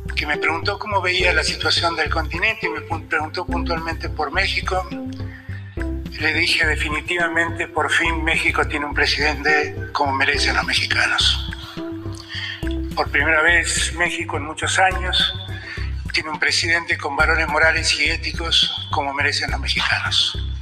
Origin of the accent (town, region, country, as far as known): Argentina